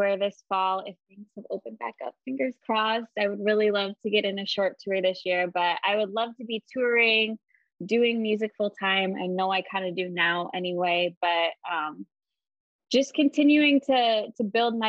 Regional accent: Iowa, United States; also born or lived in Wisconsin / Minneapolis; I grew up in Iowa

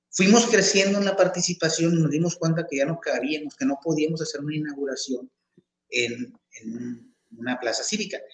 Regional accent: Chihuahua, Mexico; moved away as an adult; now in Tepic, Mexico; a los ocho años de edad nos cambiamos de entidad. Yo soy de, aquí, de Tepic, Nayarit. Este, me cambié a vivir a la ciudad de Chihuahua.

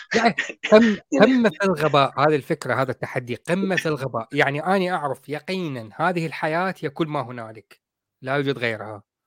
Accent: Iraq; now in United Kingdom; انا كاصلي عراقي

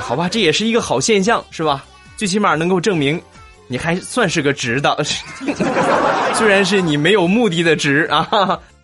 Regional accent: Rizhao, Shandong, China; 日照呢是一个，嗯，特别好的一个这个海滨城市，啊，我来做一下我们家乡的推荐

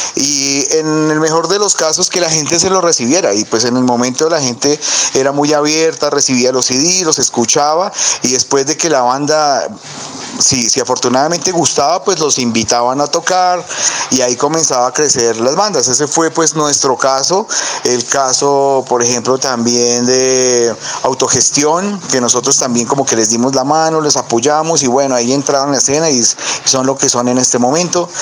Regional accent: Zipaquirá, Cundinamarca, Colombia; somos de Zipaquirá

